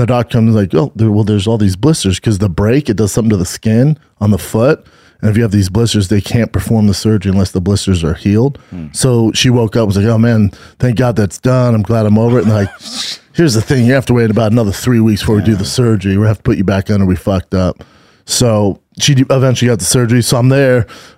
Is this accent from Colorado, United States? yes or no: yes; Denver, Colorado, United States; now in California, United States; Your boy is fresh off the plane from my hometown of Denver, Colorado.